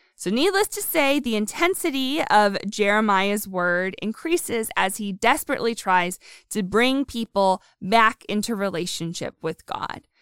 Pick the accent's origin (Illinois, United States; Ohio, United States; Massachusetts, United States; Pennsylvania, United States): Pennsylvania, United States; moved away; I'm from Pennsylvania